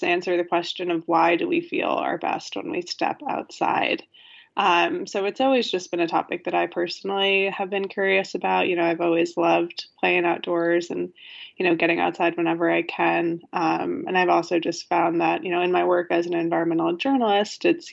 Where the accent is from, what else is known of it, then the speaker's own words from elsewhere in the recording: Connecticut, United States; moved away as an adult; now in New York City, United States; I grew up in Connecticut.